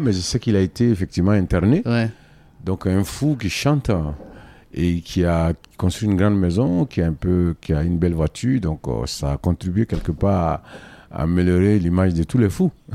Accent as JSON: {"language": "French", "country": "Côte d’Ivoire", "moved": "yes", "lives_now": "Mali", "said": "je suis un Africain d'origine ivoirienne"}